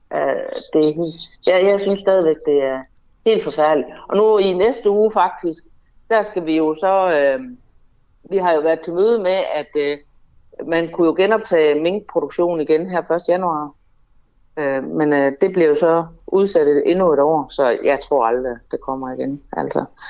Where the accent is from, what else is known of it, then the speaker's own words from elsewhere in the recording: North Jutland, North Denmark Region, Denmark; jeg kommer jo fra Nordjylland